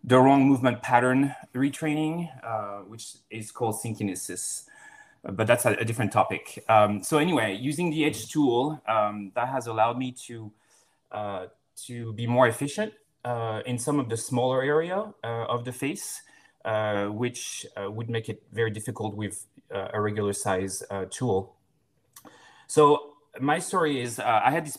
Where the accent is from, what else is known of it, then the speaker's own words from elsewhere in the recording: France; moved away as an adult; also born or lived in Florida, United States; now in Seattle, United States; I'm from France